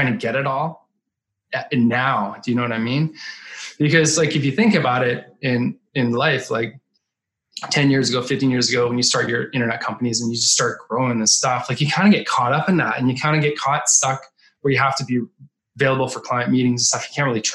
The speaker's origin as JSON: {"language": "English", "country": "Canada", "tie": "born or raised there", "moved": "yes", "lives_now": "Manhattan Beach, United States", "said": "I grew up in Canada."}